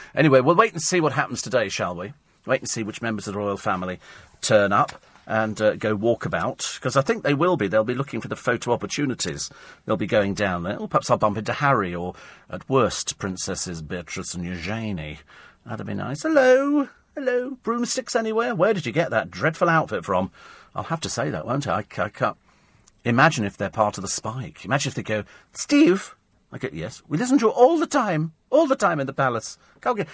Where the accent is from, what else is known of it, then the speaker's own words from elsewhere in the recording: United Kingdom; we're, we're British